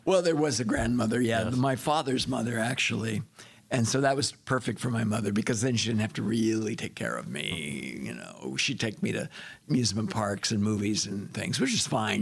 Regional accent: Monterey Park, California, United States; I was born in California, Los Angeles area, Monterey

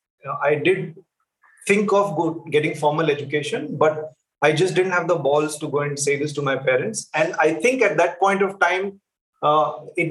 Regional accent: Bangalore, Karnataka, India; I grew up in a household in the south, in Bangalore

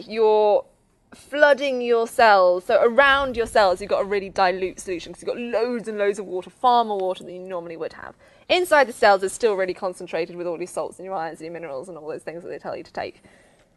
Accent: Oxford, South East England, United Kingdom; I'm from Oxford. It's too posh.

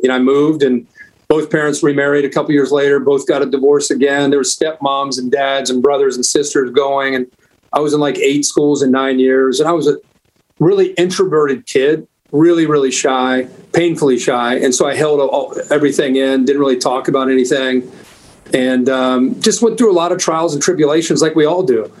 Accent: Ohio, United States; growing up in Ohio

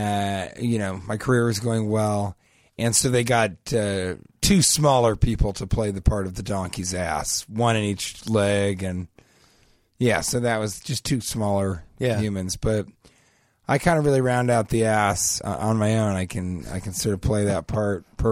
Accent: Denver, Colorado, United States; growing up in Denver

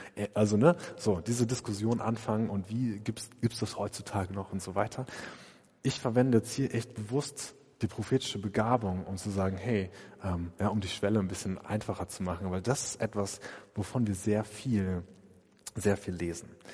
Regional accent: Germany

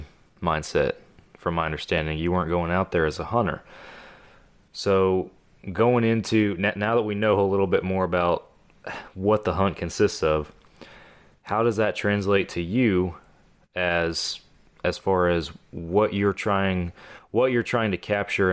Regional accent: Texas, United States; I am from Texas

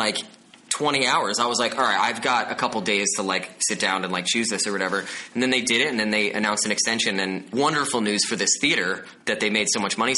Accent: Bergen County, New Jersey, United States; I'm from New Jersey

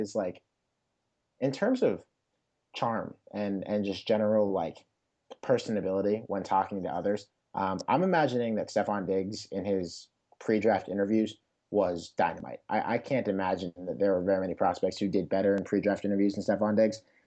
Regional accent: Pittsburgh, Pennsylvania, United States; my hometown N F L team

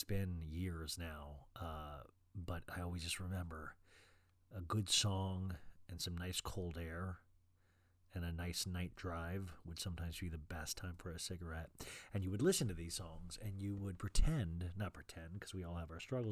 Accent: Kansas, United States; also born or lived in Arizona; now in Los Angeles, United States; I grew up in Kansas where it got super cold

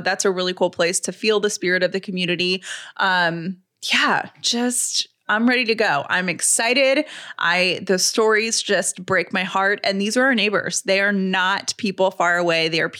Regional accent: the South, United States; which as a Southerner, I totally understand, you know, the parallel parking stress.

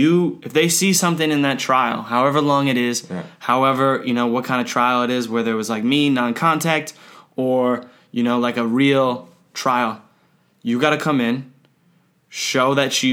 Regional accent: United States; moved away; being an American

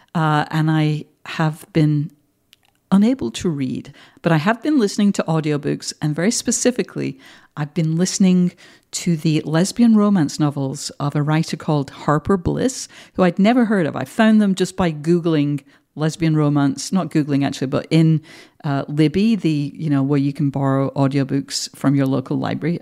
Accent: Manchester, North West England, United Kingdom; moved away as an adult; now in United States; I'm from the North, and you know, I grew up in a very working class home

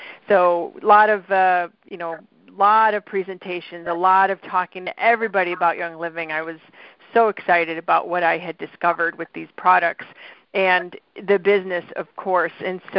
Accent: Midwest, United States; accent: Midwestern; they might pick up my Midwestern accent and start talking nasal like me.

